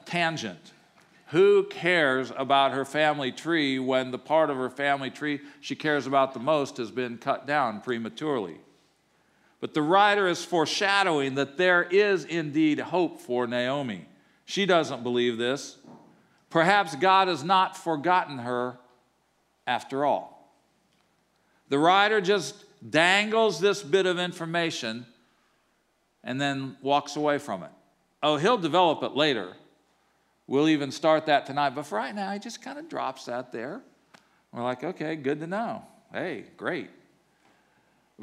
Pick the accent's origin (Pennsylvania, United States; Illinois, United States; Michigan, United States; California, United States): Illinois, United States; Normal; moved away as an adult; now in Atlanta, United States; I grew up in Normal, Illinois